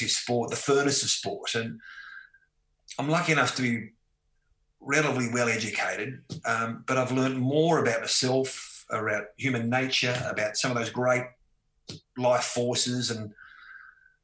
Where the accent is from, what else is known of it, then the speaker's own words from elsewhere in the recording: Tasmania, Australia; growing up in Tasmania, I had a, you know, wonderful, free-spirited childhood